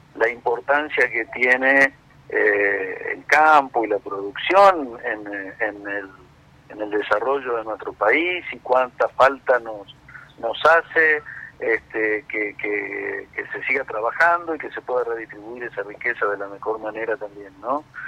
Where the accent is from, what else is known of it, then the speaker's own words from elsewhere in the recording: Argentina; somos todos argentinos